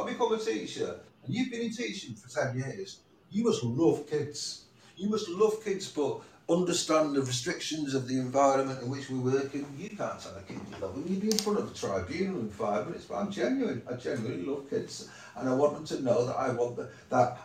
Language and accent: English; Manchester, North West England, United Kingdom; born or raised there